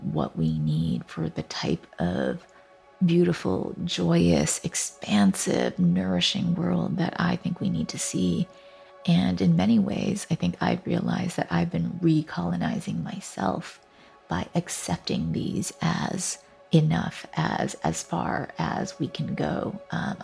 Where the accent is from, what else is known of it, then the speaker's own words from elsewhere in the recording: Vancouver, British Columbia, Canada; also born or lived in Taipei, Taiwan; My family immigrated to Canada when I was six, and so I grew up on the stolen lands of the Coast Salish peoples, or currently colonially known as Vancouver, Canada